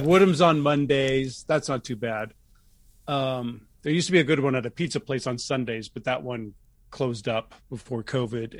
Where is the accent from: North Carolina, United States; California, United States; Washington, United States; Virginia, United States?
California, United States; Martinez; also born or lived in Los Angeles, California; I grew up in the East Bay, Martinez, Concord, Clayton